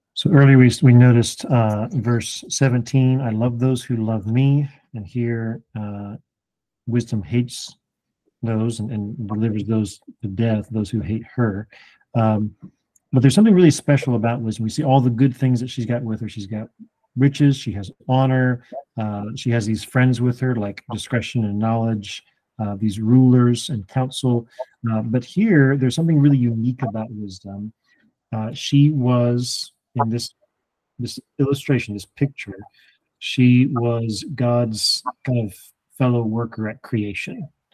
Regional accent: Alabama, United States; moved away; also born or lived in Indiana; I I'm from Alabama

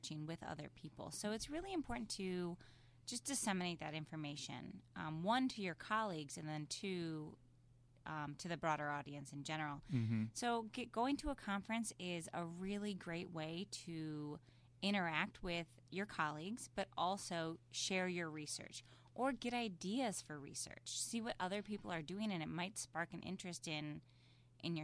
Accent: Midwest, United States; I'm from the Midwest

